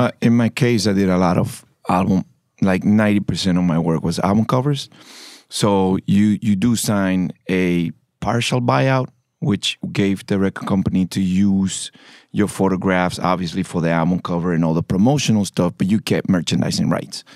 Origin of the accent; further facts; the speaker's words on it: Panama; I'm from Panama.